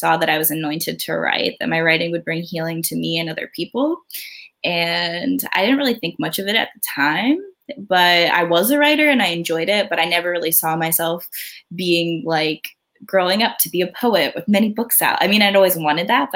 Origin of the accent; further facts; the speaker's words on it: outside of Philadelphia, Pennsylvania, United States; also born or lived in Myrtle Beach, South Carolina; we grew up outside of Philadelphia